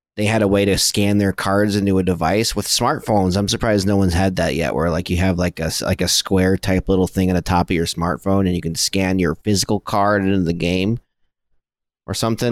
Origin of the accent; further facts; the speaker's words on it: Flint, Michigan, United States; I grew up in Flint, Michigan